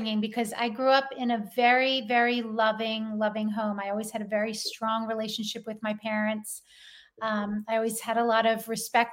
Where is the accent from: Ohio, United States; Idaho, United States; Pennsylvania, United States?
Pennsylvania, United States; Philadelphia; You can tell I'm from Philadelphia